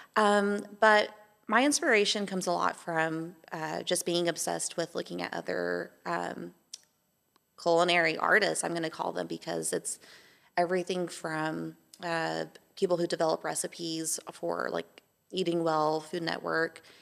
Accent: Amarillo, Texas, United States; also born or lived in Atlanta, Georgia; now in Johnson City, United States; I'm Texan, um, was born in, um, Amarillo, Texas, um, raised with flat land, desert climate

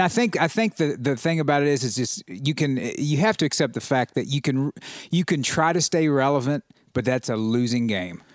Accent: United States; as an American, as a proud American

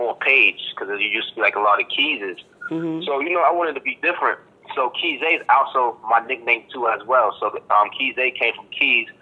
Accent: Boston, Massachusetts, United States; accent: Boston; I'm from Boston, Mass. Boston, Mass.

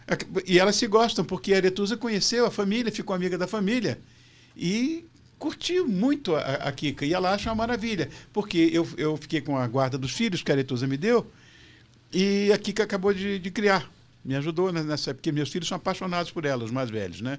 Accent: Rio de Janeiro, Brazil; moved away as an adult; now in São Paulo, Brazil; Eu sou carioca

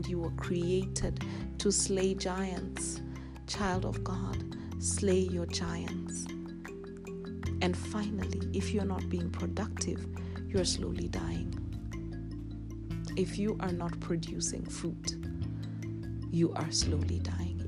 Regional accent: Kenya; I am a Kenyan girl, an African queen

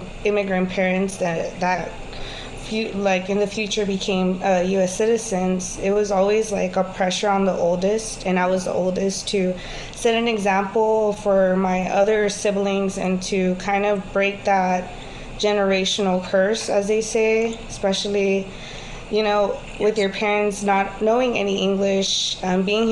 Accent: Houston, Texas, United States; also born or lived in California; I was born in California, but I was raised in Houston, Texas all of my life. I grew up in Southeast Houston

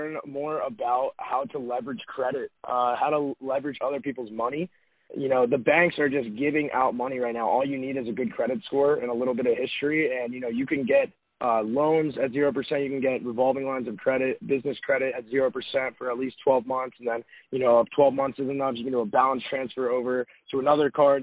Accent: Robbinsville, New Jersey, United States; moved away as an adult; also born or lived in Arizona; I am originally from Robbinsville, New Jersey, very small town. Grew up there, went to high school there

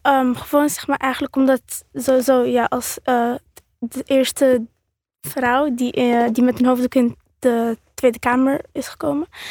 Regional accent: Netherlands; mijn afkomst is Marokkaans en ik ben geboren in Nederland

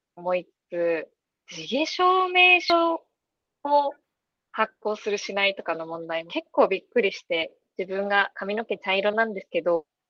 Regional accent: Miyazaki, Japan; 私の高校も地元が宮崎なんですけど

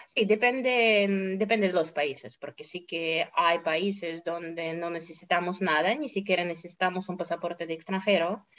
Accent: Russia; aquí, por ejemplo, en Rusia siempre tuvimos y seguimos

